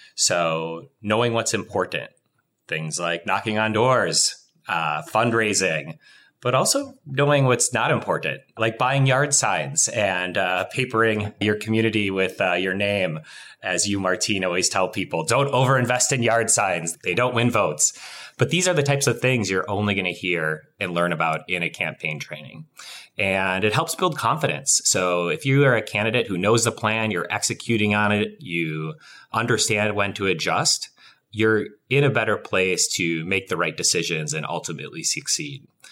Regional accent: Wisconsin, United States; I grew up in Wisconsin

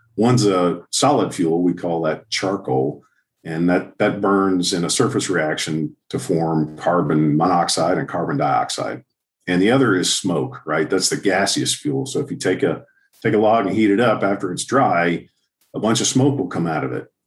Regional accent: Houston, Texas, United States; now in Southlake, United States; I grew up in Houston

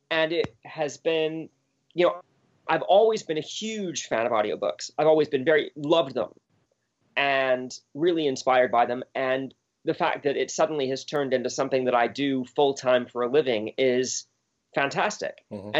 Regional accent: Bermuda; I grew up in Bermuda, of all places, which is a British colony.

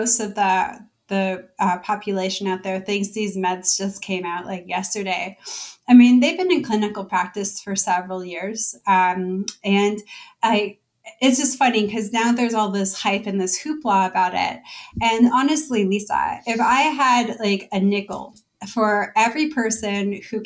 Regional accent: Toronto, Ontario, Canada; moved away as an adult; now in Bay Area, United States; My family is in Canada. I'm originally from Toronto. I'm only new to the Bay Area.

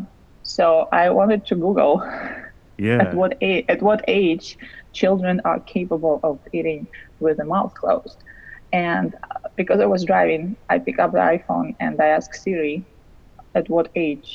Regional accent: Russia; English is a second language; moved away; I'm originally from Russia

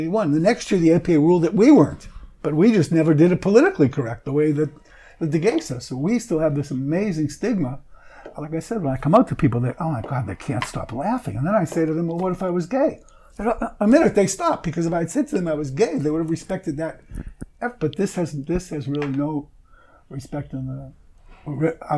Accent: Boston, Massachusetts, United States; I'm from Boston

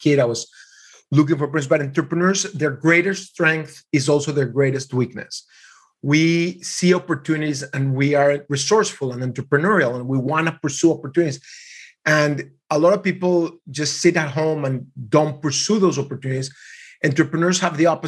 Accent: Mexico; I was raised in Mexico in a very small Jewish community

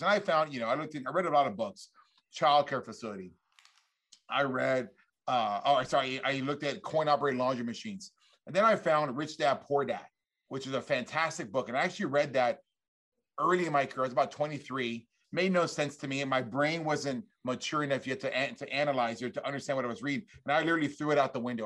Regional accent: South Texas, United States; I grew up in South Texas

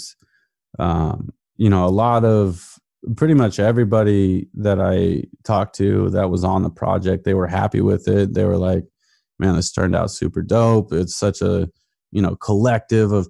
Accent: Portland, Oregon, United States; moved away as an adult; also born or lived in Virginia; growing up in Portland

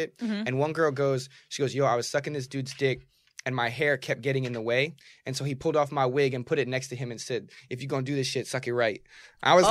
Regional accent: New Jersey, United States; my home state of New Jersey

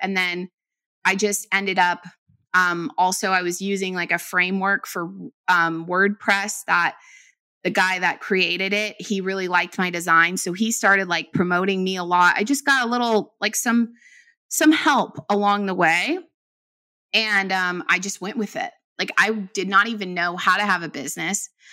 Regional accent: Bay Area, California, United States; I'm from the Bay Area

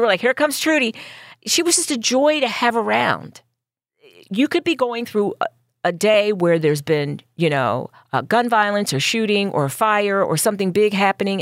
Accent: Philadelphia, Pennsylvania, United States; I grew up in North Philly

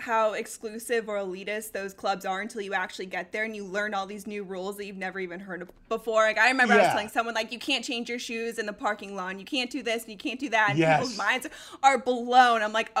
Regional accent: Colorado, United States; moved away; also born or lived in Denver; We both grew up in Colorado.

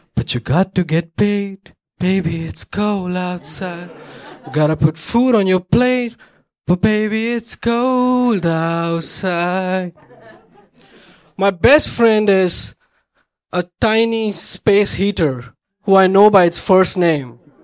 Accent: Mumbai, Maharashtra, India; moved away as an adult; now in Chicago, United States; where I came from Bombay, India, 80 degrees, 50% humidity.

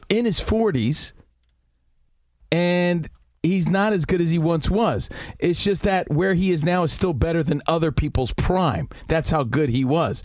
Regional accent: East Coast, United States; we're from the East Coast

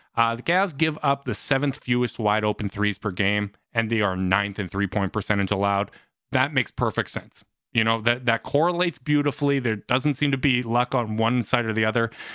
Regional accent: Canada; as a Canadian

